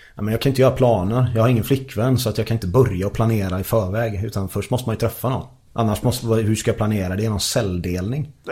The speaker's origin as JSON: {"language": "Swedish", "town": "Gothenburg", "region": "Västra Götaland", "country": "Sweden", "said": "jag är göteborgare"}